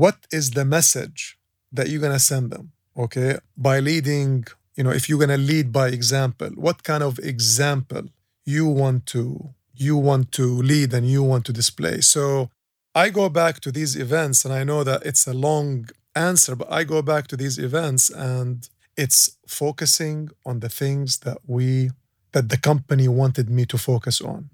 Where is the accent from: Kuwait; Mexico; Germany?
Kuwait; now in Dubai, United Arab Emirates; I grew up in Kuwait